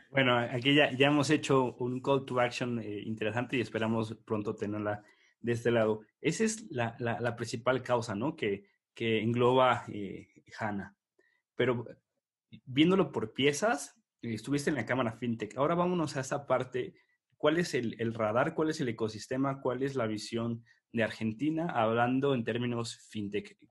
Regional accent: Mexico; yo soy mexicano

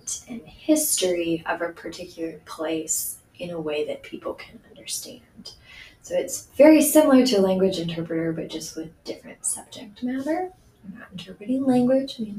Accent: Speedway, Indiana, United States; I grew up in Speedway, Indiana

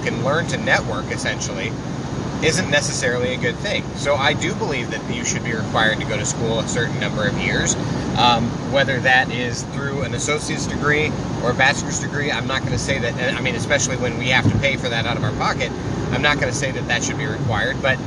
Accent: Iowa, United States; I'm from Iowa

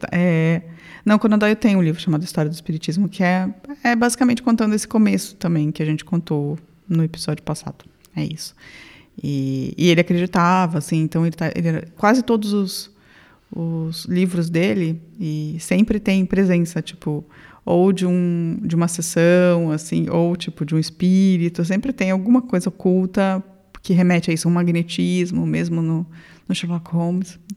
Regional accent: São Paulo, Brazil; sou de São Paulo, do é. interior.

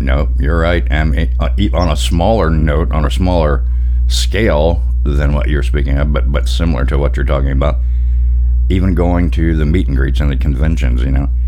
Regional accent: Pine Bluff, Arkansas, United States; I'm originally from Pine Bluff, Arkansas, and it gets warm for sure

